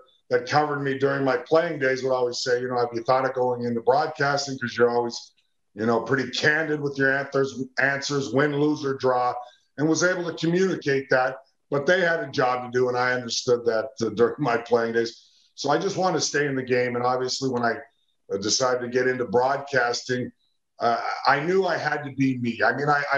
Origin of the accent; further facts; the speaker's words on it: Edmonton, Alberta, Canada; where I grew up in Edmonton, Alberta